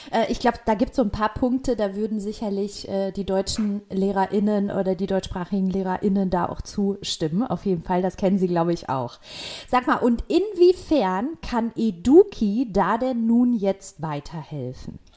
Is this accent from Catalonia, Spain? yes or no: yes; near Barcelona, Catalonia, Spain; German is a second language; now in Berlin, Germany; Geboren und aufgewachsen bin ich in Barcelona, in der Nähe von Barcelona.